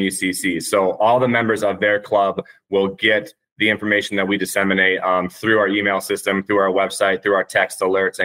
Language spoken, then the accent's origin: English; Michigan, United States; when I was a kid growing up in Michigan